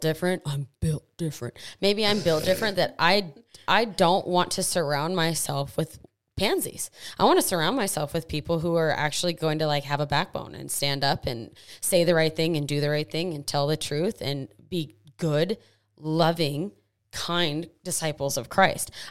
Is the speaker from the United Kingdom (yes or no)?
no; United States